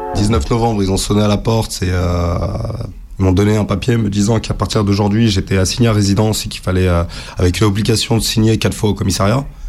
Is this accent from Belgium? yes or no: no; France; je suis né en France